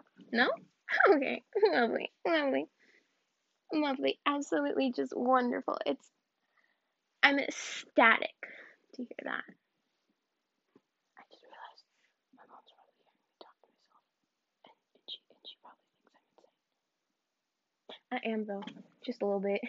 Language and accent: English; the South, United States; I'm from the South.